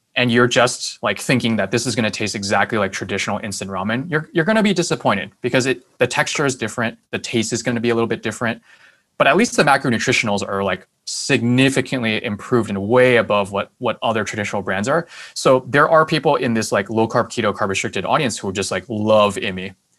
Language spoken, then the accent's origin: English; Taiwan; now in United States; my home country, which is Taiwan